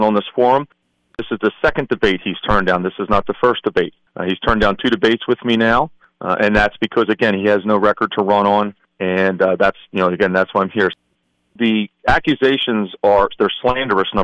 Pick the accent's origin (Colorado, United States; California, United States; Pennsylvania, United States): Pennsylvania, United States; Philadelphia; moved away as an adult; now in Northampton County, United States; born and raised in Philadelphia, actually Northeast Philly. Moved up to the Lehigh Valley in 2000